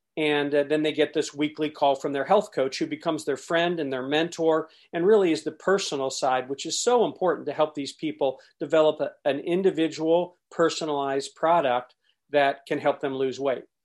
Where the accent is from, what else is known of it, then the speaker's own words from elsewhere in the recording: Columbus, Ohio, United States; born in Columbus, Ohio